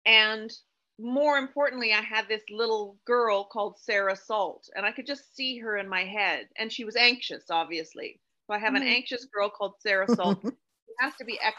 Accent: Canada; being a Canadian author

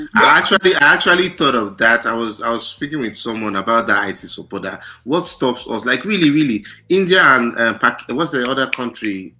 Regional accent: Nigeria; moved away; I'm from Africa, I'm from Nigeria

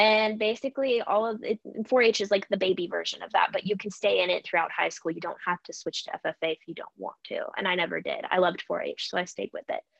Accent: area of the Almeda Fire, Oregon, United States; my hometown or my community

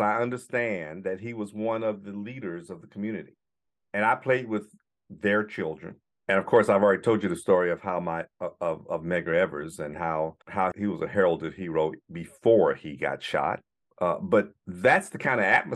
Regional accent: the South, United States; growing up in the South during the civil rights movement

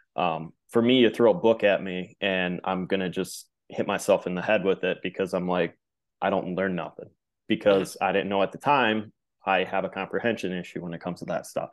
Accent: Midwest, United States; growing up in the Midwest

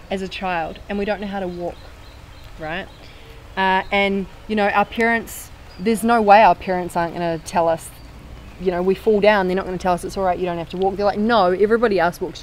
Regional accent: New Zealand; I'm from New Zealand

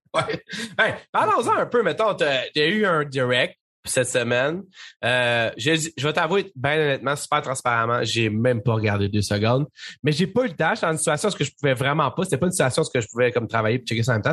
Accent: Saint-Jérôme, Quebec, Canada; je viens de Saint-Jérôme, dans le fond, puis Saint-Jérôme, en 1995-2000, il y avait une place qui s'appelait le cyber-image

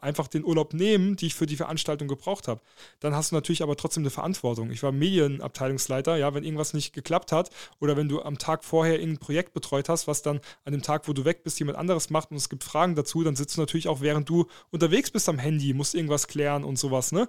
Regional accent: Saarland, Germany; moved away; also born or lived in Dortmund; für mich als Saarländer

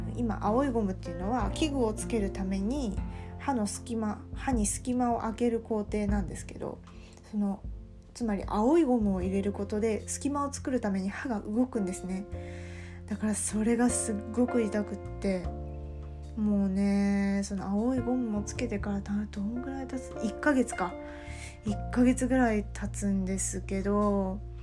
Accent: Kansai, Japan; accent: Kansai-ben; first language Kansai dialect; 私ネイティブネイティブラングエージは関西弁なので

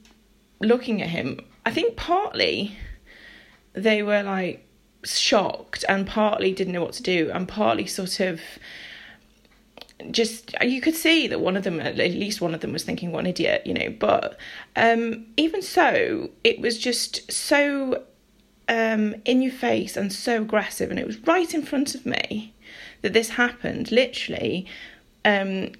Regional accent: near Liverpool, North West England, United Kingdom; I'm from near Liverpool.

